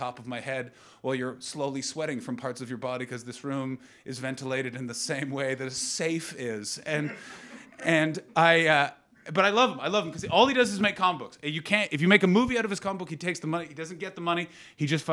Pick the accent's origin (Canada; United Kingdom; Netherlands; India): Canada; as a Canadian, the fucking Brits do my accent all the time